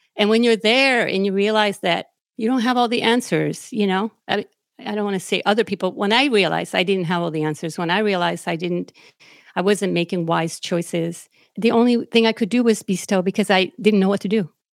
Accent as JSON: {"language": "English", "town": "Naranjito", "country": "Puerto Rico", "tie": "born or raised there", "moved": "yes", "lives_now": "United States", "said": "I was born and raised in Naranjito, Puerto Rico, which is out in the middle of the mountains in Puerto Rico"}